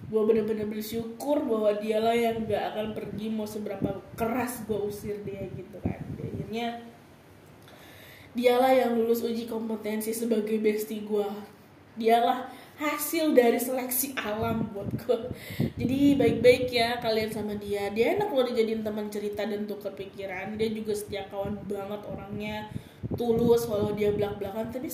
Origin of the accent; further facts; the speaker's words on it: Bogor, West Java, Indonesia; setelah pulang dari Bogor setelah gue pulang kampung gue lebaran di Bogor kan